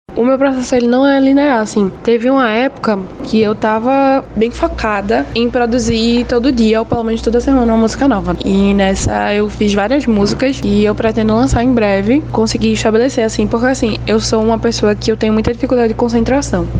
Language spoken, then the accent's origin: Portuguese; Recife, Pernambuco, Brazil; Eu sou de Recife, Pernambuco